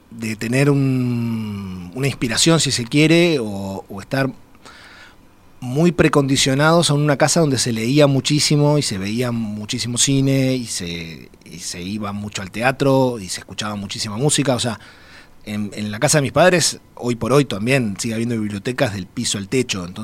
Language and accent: Spanish; Uruguay; also born or lived in Mexico; Soy, soy el, único mexicano y el más uruguayo de los tres.